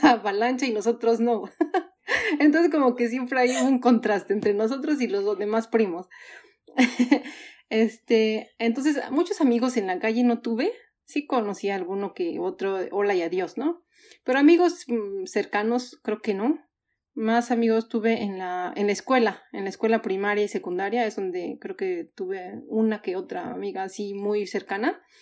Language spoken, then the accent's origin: Spanish; Mexico City, Mexico; moved away as an adult; also born or lived in Hamburg, Germany / Vienna, Austria; now in Sweden; soy chilanga 100%, porque ahí crecí, ahí nací, ahí crecí